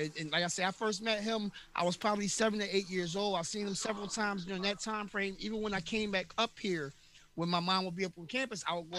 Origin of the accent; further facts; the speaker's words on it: Philadelphia, Pennsylvania, United States; And I grew up running around Temple campus so much as a kid.